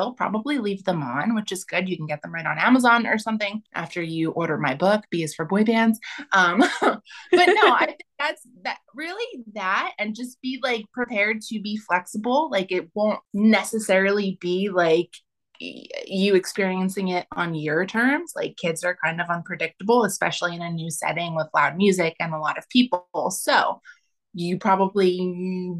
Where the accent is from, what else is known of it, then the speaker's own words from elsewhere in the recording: New Jersey, United States; moved away as an adult; also born or lived in Austin, Texas; I'm originally from New Jersey